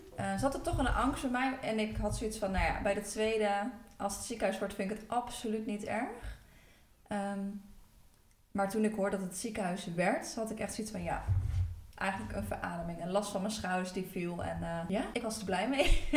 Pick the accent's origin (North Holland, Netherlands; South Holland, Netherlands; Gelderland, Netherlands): Gelderland, Netherlands; Apeldoorn; ik kom uit Apeldoorn